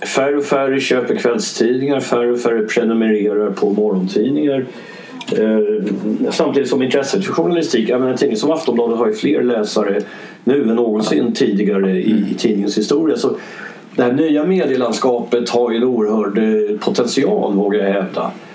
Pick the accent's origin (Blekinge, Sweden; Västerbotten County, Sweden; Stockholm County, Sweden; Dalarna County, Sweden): Stockholm County, Sweden; Stockholm; also born or lived in Dublin, Ireland; Stockholm där jag bodde, där, där jag är uppvuxen